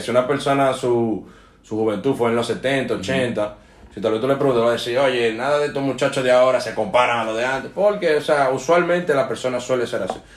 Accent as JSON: {"language": "Spanish", "country": "Dominican Republic", "tie": "born or raised there", "said": "mientras crecí en Dominicana"}